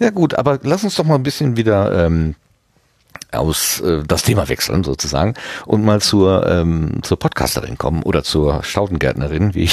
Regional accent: North Rhine-Westphalia, Germany; wir kommen aus dem Ruhrgebiet und da hieß es immer, kommst nach Dortmund Applerbeck.

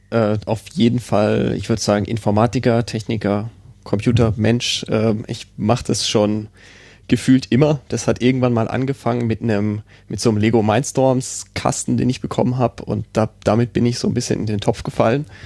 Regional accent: Karlsruhe, Baden-Württemberg, Germany; Äh, also ich komme ja aus Karlsruhe, da ist er ja gar nicht empfangbar

